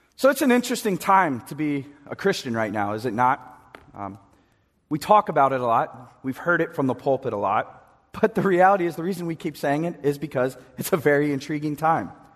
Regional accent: East Coast, United States; we're from the East Coast

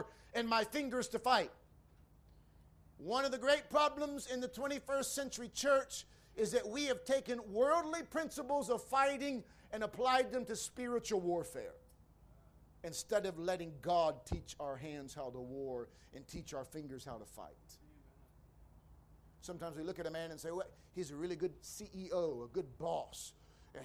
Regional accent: United States; moved away; I grew up in America

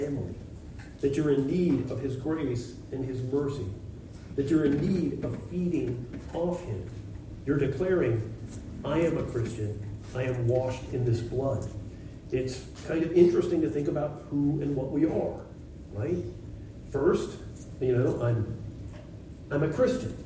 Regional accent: United States; I'm an American

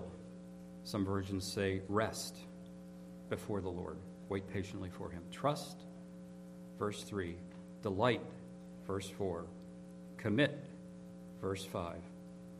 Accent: Pittsburgh, Pennsylvania, United States; I grew up in Pittsburgh.

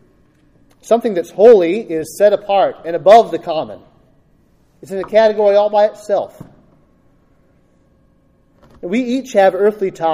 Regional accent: United States; I am an American

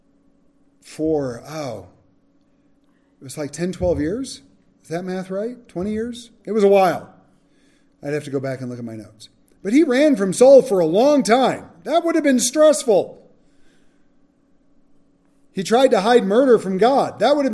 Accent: California, United States; now in Gunnison, United States; When we grew up in California

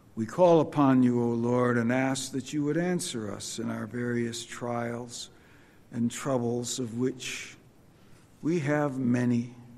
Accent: Rockford, moved 50 miles closer to Chicago, Illinois, United States; when I was a kid, we moved in January of 1967 from Rockford, Illinois, 50 miles closer to Chicago

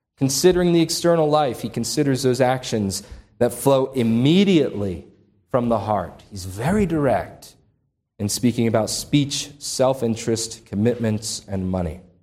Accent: Upper Darby, Pennsylvania, United States; right by where I grew up in Upper Darby, outside of Philadelphia.

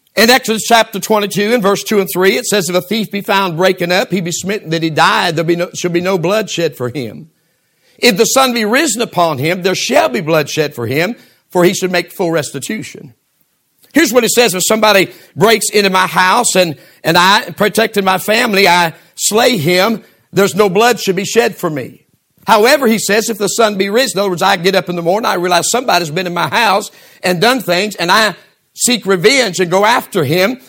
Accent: United States; I'm also an American

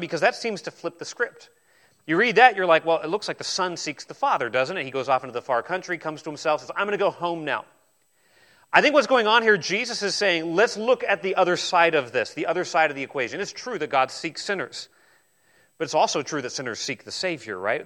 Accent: New Zealand; I was born in New Zealand

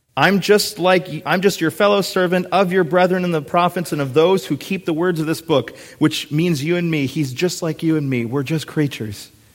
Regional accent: Minnesota, United States; moved away; going back to my home state. I kind of turned into a little giddy seven or eight year old when I see the Minnesota state sign

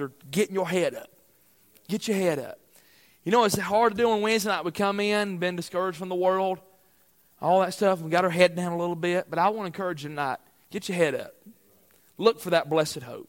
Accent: United States; I'm an American citizen

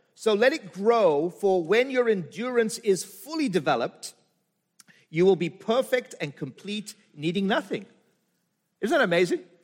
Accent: South Africa; moved away; I'm from Africa

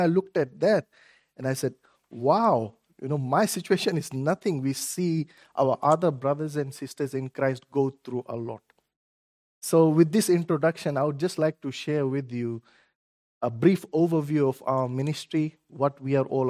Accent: Fiji; moved away; I'm originally from Fiji

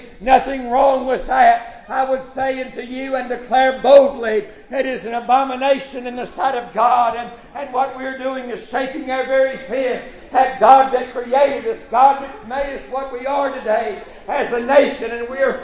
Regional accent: United States; as an American citizen

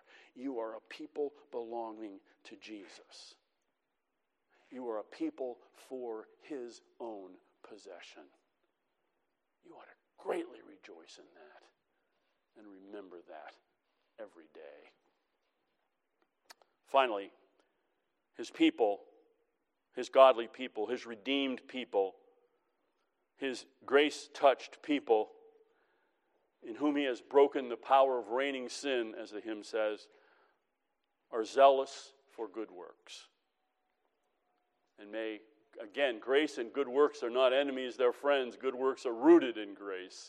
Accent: United States; us as American Christians

